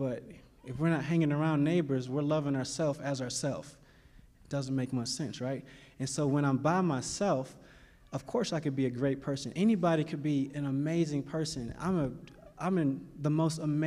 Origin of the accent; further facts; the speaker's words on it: Cleveland, Ohio, United States; also born or lived in Kentucky; I am from Cleveland, Ohio